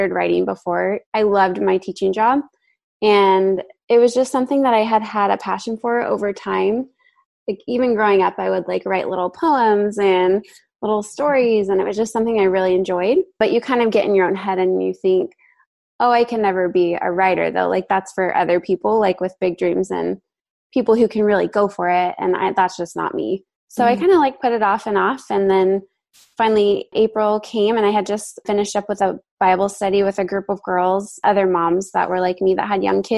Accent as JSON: {"language": "English", "region": "Central Valley of California", "country": "United States", "moved": "as an adult", "lives_now": "San Luis Obispo, United States", "said": "originally I am from the Central Valley of California and we just recently moved to the Central Coast. So I'm in a town called San Luis Obispo"}